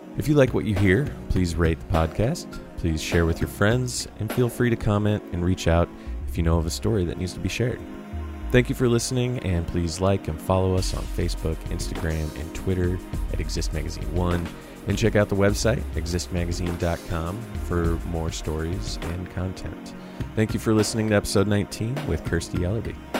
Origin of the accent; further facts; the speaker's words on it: Saint Charles County, Missouri, United States; also born or lived in Jacksonville, Florida / West Palm Beach, Florida; now in St. Louis, United States; grew up out in Saint Charles County